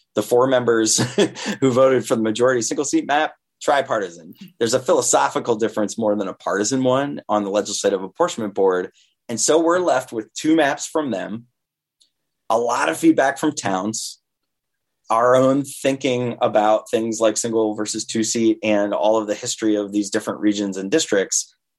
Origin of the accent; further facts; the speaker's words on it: Vermont, United States; I grew up in Vermont